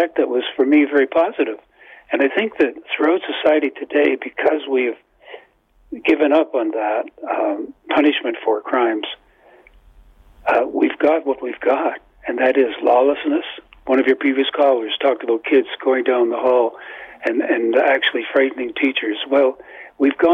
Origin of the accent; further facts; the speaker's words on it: Toronto, Ontario, Canada; now in Collingwood, Canada; I grew up in Toronto, Parkdale